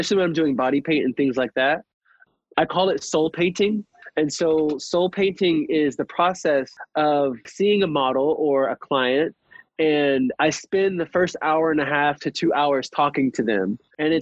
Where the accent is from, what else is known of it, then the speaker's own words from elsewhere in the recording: Atlanta, Georgia, United States; also born or lived in Ohio; growing up in Atlanta, I'm originally from Ohio, but like we moved here in 2001